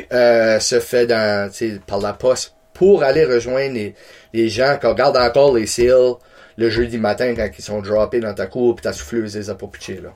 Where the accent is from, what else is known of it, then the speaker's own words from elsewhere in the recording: Campbellton, New Brunswick, Canada; je viens de Camelton